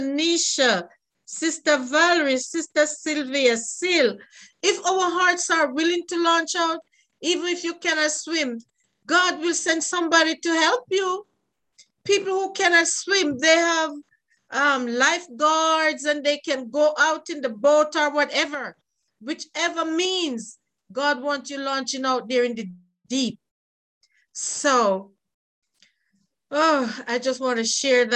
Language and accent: English; Jamaica; I'm from Jamaica